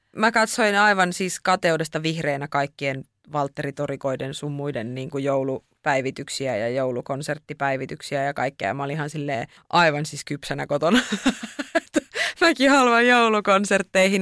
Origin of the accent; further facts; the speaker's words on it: Lapland, Finland; also born or lived in Tampere; sieltä on kotoisin, niin niistä jotenkin kokee, että että ne omat juuret kasvaa niin syvällä siellä